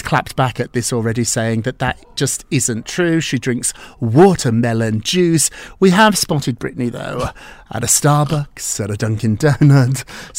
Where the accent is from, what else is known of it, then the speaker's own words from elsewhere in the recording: United Kingdom; I'm from Scotland. I'm from England.